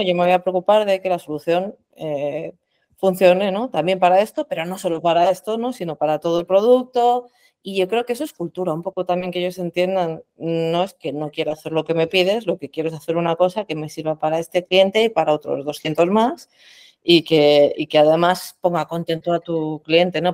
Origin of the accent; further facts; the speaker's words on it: Madrid, Community of Madrid, Spain; soy de Madrid profesionalmente